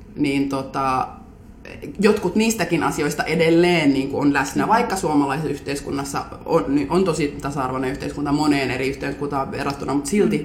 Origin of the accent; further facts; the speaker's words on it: Helsinki, Uusimaa, Finland; olen Munkkiniemestä kotoisin